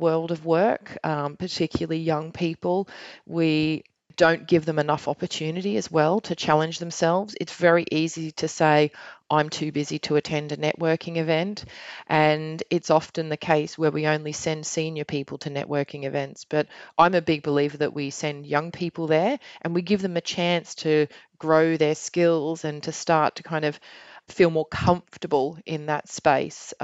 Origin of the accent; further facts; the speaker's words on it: Australia; now in United Kingdom; I'm Australian